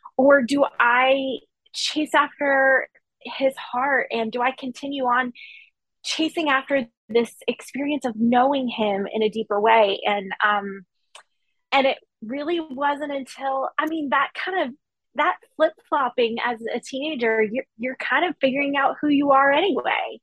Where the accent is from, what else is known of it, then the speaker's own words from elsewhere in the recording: Maine, United States; now in Memphis, United States; So I grew up in Maine and I grew up in a really small town in a small community